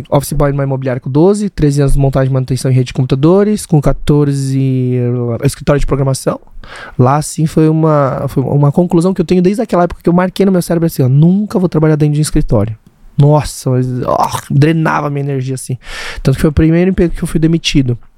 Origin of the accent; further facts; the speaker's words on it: Brazil; Nasci no Brasil, sou a primeira geração dos coreanos, é, de, de, né, de coreanos no Brasil. É, porque meus pais vieram, meu tio e meu pai vieram com meus avós.